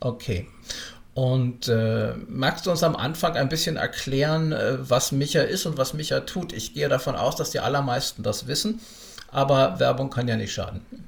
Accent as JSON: {"language": "German", "region": "Berlin", "country": "Germany", "tie": "born or raised there", "said": "für mich als Urberliner"}